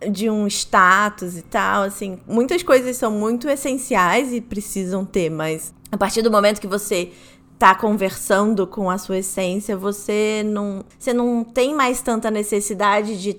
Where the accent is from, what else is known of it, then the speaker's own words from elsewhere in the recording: Rio de Janeiro, Brazil; Como eu sou do Rio, você é de Belém, né?